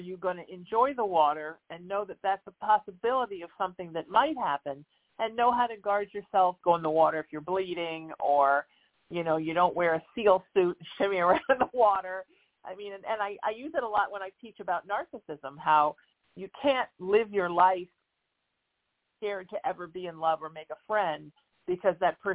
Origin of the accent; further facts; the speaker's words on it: Huntington Beach, California, United States; I grew up in Surf City in Huntington Beach, California